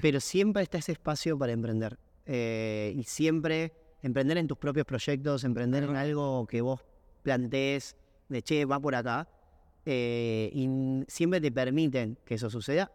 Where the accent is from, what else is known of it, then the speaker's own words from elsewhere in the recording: Buenos Aires, Argentina; soy de Barracas